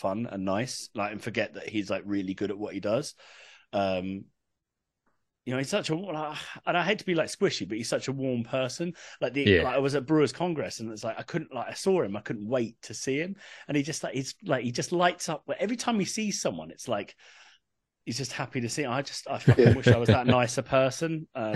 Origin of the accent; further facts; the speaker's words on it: England, United Kingdom; moved away; I'm from England originally, as you can tell.